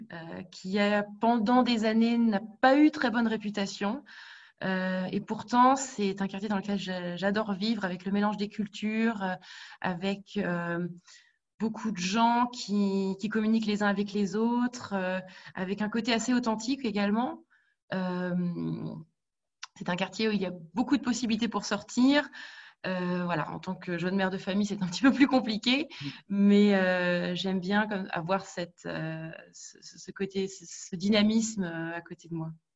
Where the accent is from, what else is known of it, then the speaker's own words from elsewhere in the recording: France; moved away as an adult; now in Berlin, Germany; ma mère étant allemande et venant de Rhénanie, mais j'ai grandi en France. Je suis partie euh, en Allemagne